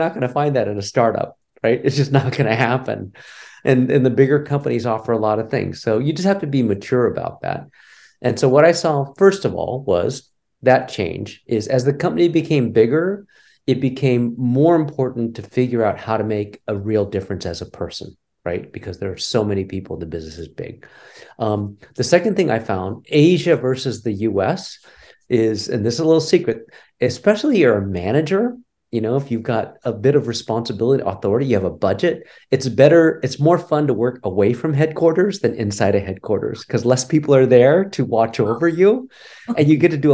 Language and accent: English; rural California, United States; moved away as an adult; also born or lived in Cincinnati, Ohio; So I'm a Californian, native California, third generation. So, I'm kind of American assimilated, I guess you can call it. I grew up in rural California even